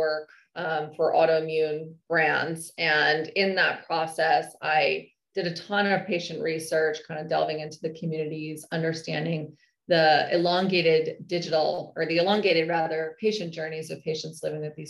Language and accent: English; Northern California, United States; I hail from Northern California